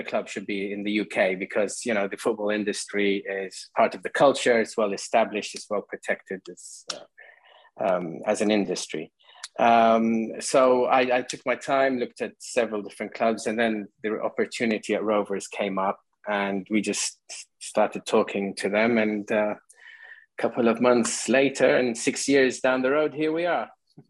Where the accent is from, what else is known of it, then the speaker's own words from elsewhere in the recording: Qatar; moved away; growing up in Qatar, where my father worked, you know, Qatar is a football crazy country